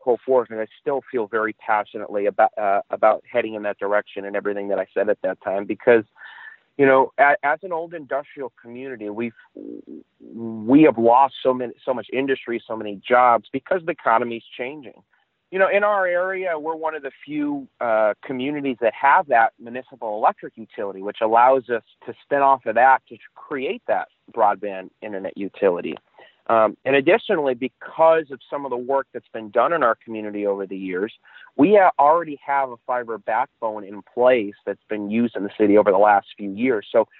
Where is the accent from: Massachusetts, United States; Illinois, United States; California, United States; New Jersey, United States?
Massachusetts, United States; Chicopee; I grew up in Chicopee, went to school there, and shortly after my second year of college, was hired by the mayor of the city of Chicopee.